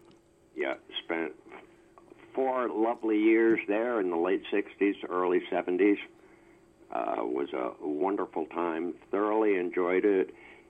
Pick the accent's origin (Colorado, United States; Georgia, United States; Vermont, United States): Vermont, United States; Burlington; I grew up in Burlington, Vermont.